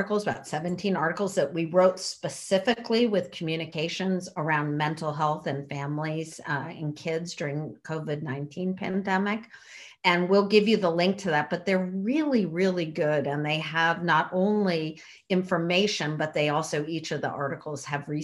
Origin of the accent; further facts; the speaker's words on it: Connecticut, United States; also born or lived in North Carolina; now in New York City, United States; I grew up in Connecticut, but back in New York's, you know, for about 4.5 years coming from North Carolina